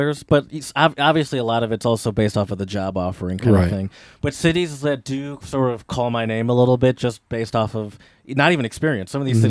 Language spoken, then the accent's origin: English; United States; also born or lived in Meerbusch, Germany; I'm an American.